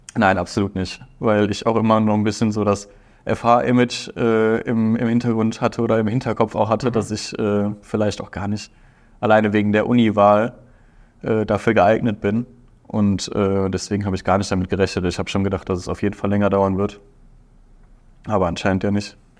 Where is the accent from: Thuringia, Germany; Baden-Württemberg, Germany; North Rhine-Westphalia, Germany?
North Rhine-Westphalia, Germany; Aachen; Ich komme aus Aachen.